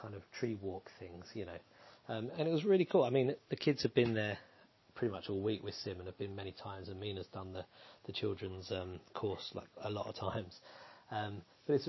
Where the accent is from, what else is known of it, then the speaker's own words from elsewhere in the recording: Essex, East of England, United Kingdom; moved away; I was raised in Essex